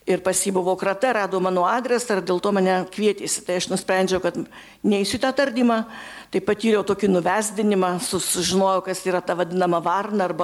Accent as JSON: {"language": "Lithuanian", "town": "Kybartai", "region": "Marijampolė County", "country": "Lithuania", "tie": "born or raised there", "said": "Gimiau Kibartuose"}